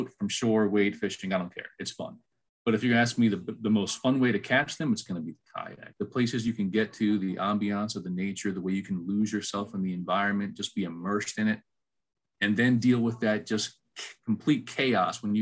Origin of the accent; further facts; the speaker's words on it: Maryland, United States; moved away as an adult; also born or lived in Georgia; I was born and raised in Maryland